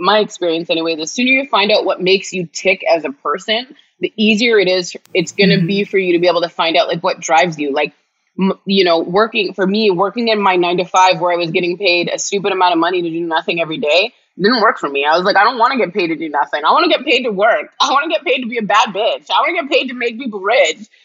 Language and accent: English; Canada; I'm Canadian